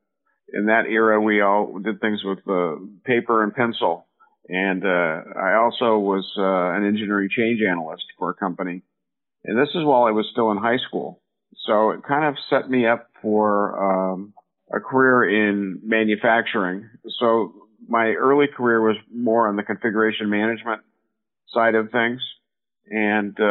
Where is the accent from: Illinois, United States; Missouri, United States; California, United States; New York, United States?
California, United States; Silicon Valley; I grew up here in Silicon Valley